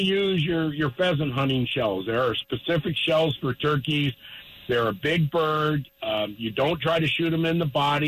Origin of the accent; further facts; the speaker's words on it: Littleton, Colorado, United States; I was born and raised in Littleton, and I moved to northeastern Colorado two and a half years ago